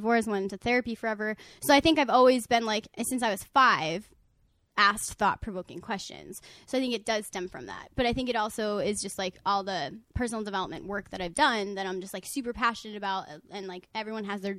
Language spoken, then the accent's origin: English; New York, United States; I'm from New York